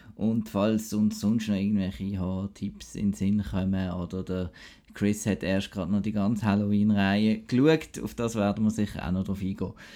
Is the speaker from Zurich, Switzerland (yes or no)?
no; Basel, Basel-Stadt, Switzerland; moved away; aus meiner Heimat Basel